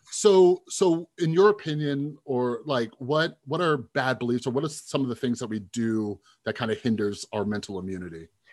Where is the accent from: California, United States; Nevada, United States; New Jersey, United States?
Nevada, United States; Las Vegas; I grew up here in Las Vegas